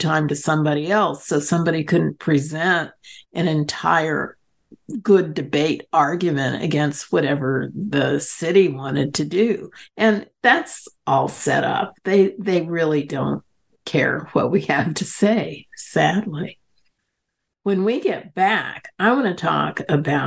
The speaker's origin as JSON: {"language": "English", "town": "San Diego", "region": "California", "country": "United States", "tie": "born or raised there"}